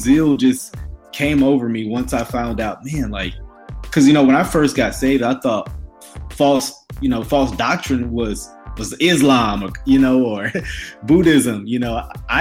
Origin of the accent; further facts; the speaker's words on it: Grambling, Shreveport area, Louisiana, United States; also born or lived in Ruston, Louisiana; now in Dallas, United States; grew up around Grambling, you know, those areas, Shreveport